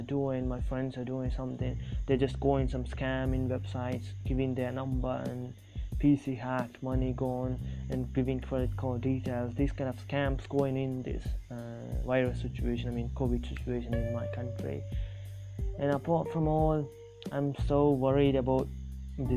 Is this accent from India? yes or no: yes; South India, India; first language Tamil; English is a second language; Actually I'm from India, if you guys don't know that, now you know that I'm from South India. I'm Tamil. I speak Tamil and English. English as a second language.